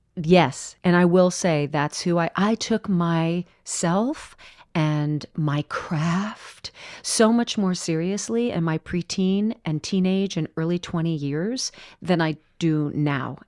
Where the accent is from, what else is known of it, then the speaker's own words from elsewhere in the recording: Orange County, California, United States; moved away as an adult; I grew up in Orange County, California